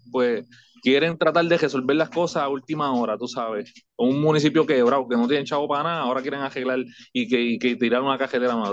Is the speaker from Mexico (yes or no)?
no; Toa Alta, Puerto Rico; also born or lived in New York; orgullosamente de alta aquí, nacido y criado.